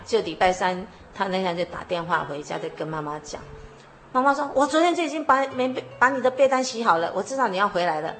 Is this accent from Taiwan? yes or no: yes; Luodong, Yilan County, Taiwan; moved away as an adult; now in Yonghe, Taiwan; 我从小住在宜兰，挪东镇。啊，我生长在一个基督徒的家庭。之后结婚住到永和